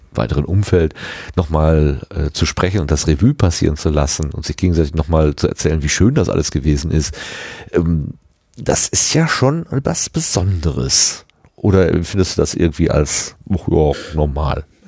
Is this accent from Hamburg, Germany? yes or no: no; Ruhr area, North Rhine-Westphalia, Germany; bin so ein Kind des Ruhrgebiets